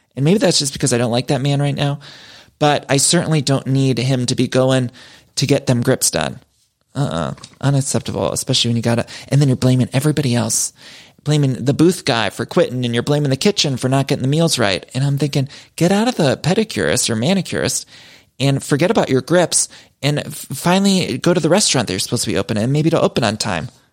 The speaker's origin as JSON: {"language": "English", "region": "Ohio", "country": "United States", "said": "As a fellow Ohioan myself"}